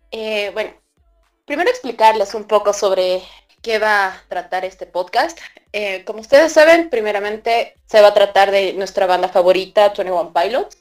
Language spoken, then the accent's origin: Spanish; Bolivia; yo soy de Bolivia, creo que soy la única de Bolivia de acá